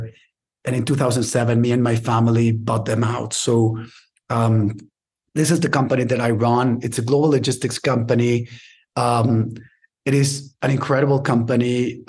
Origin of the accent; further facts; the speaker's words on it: Mexico City, Mexico; born there; but I was born in Mexico City.